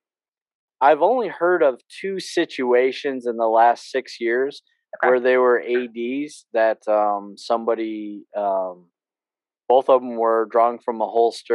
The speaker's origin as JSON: {"language": "English", "region": "New York", "country": "United States", "moved": "yes", "said": "I'm from New York"}